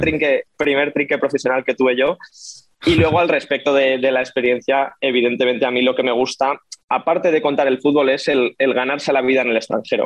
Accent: Madrid, Community of Madrid, Spain; soy un periodista español de Madrid

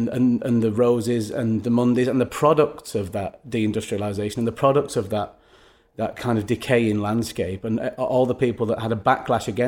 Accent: Manchester, North West England, United Kingdom; growing up in Manchester

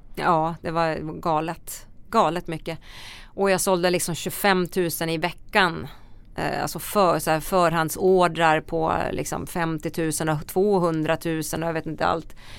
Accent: Västerås, Västmanland, Sweden; där kommer jag ifrån Västerås

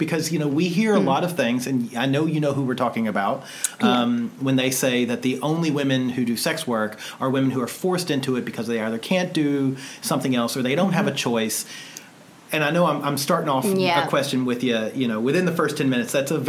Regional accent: United States; we're from the States.

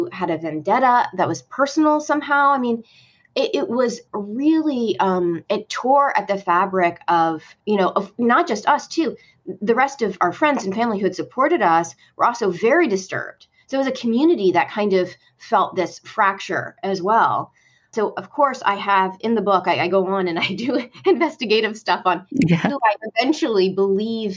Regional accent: Northeast, United States; now in Deep South, United States; My husband's a New Englander. And, you know, we're from the Northeast.

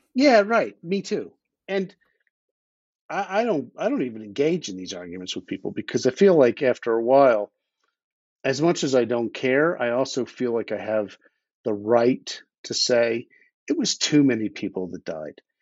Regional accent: Philadelphia, Pennsylvania, United States; moved away as an adult; now in Idaho, United States; I grew up in Philadelphia, and I, I emigrated from there a few years ago to Idaho, where my wife imported me

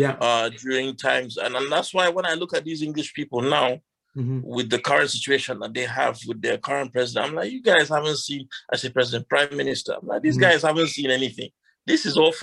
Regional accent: Northern Nigeria, Nigeria; now in United Kingdom; I grew up in Sani Abacha's regime in Northern Nigeria

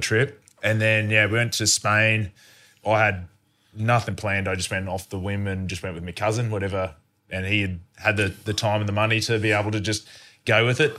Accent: Australia; growing up in Australia

